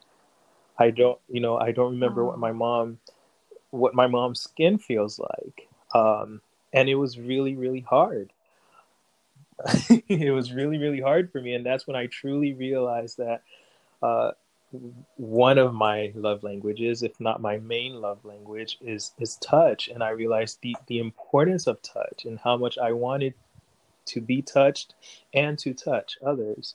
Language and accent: English; Haitian enclave in Florida, United States; also born or lived in New York; we moved into a Haitian community. And so in many ways, it's as if I grew up in Haiti because I grew up around a lot of Haitians